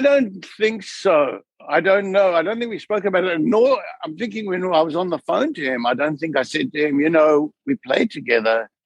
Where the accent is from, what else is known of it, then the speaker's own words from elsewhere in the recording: South Africa; moved away; growing up in South Africa